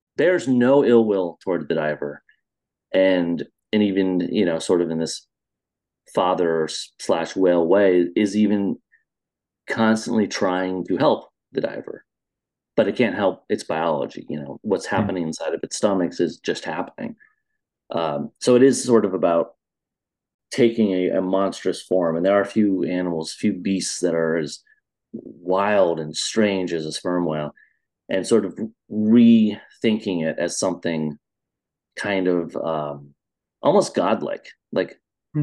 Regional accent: Iowa, United States; now in Chicago, United States; I was a little kid growing up in Iowa, in the center of the America

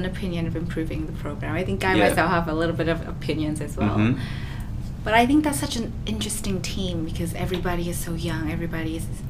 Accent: Vietnam; moved away as an adult; now in Australia; I was born and raised in Vietnam, but I came to Australia to study

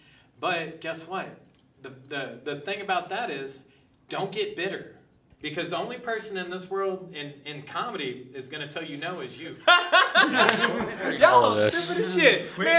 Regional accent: Abilene, Texas, United States; I'm from Abilene, Texas, with 120,000 fucking people in it.

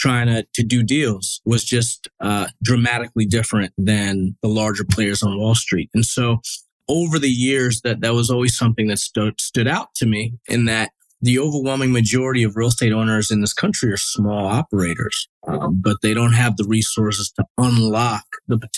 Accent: Westchester County, New York, United States; also born or lived in Bronx, New York; So originally from New York, I was born in the Bronx, grew up in a suburb called Westchester County

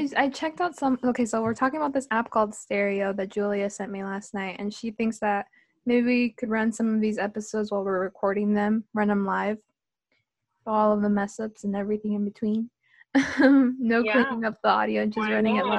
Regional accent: Santa Ana, California, United States; I grew up in Santana. Really, part of that 714 culture.

